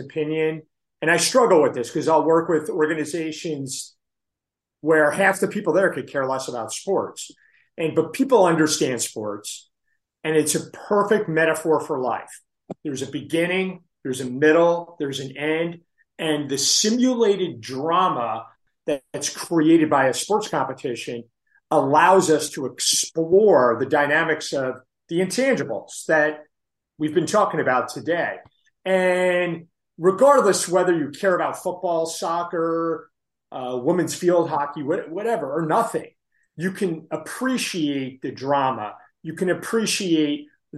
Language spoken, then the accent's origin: English; New Jersey, United States; I'm from New Jersey